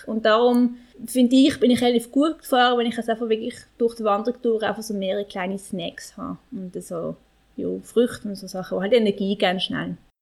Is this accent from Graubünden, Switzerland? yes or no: no; Basel, Basel-Stadt, Switzerland; ich bin in Basel geboren und aufgewachsen und bin halt ein bisschen Stadtkind